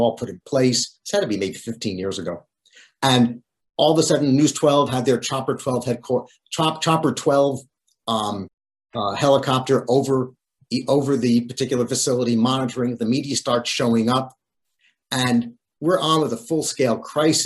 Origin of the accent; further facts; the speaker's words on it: Great Neck, New York, United States; also born or lived in Newton Lower Falls, Massachusetts; My family moved from Newton, Lower Falls, Massachusetts when I was 9 years old to Great Neck on the north shore of Long Island. And Great Neck is where I still live